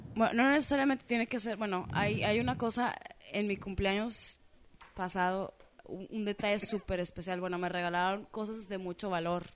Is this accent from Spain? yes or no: no; Mexico; soy mexicana